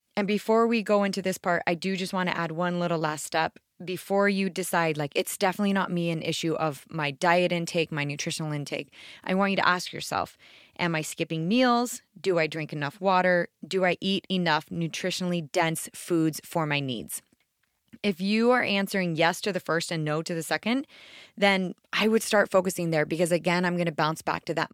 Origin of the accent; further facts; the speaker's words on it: right outside DC, East Coast, United States; I grew up on the East Coast right outside DC